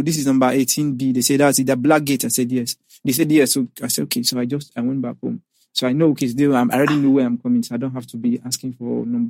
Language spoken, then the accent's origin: English; Edo, Nigeria; Yeah, my secondary primary school was basically in the village. I'm from Edo State.